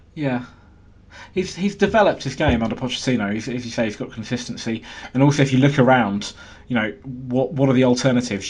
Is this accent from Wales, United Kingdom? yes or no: no; London, United Kingdom; as a Londoner